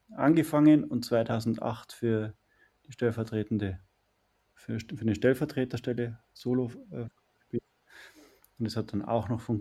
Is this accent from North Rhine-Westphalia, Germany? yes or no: no; Bavaria, Germany; ich komme aus der, aus der Umgebung von München. Bin dort aufgewachsen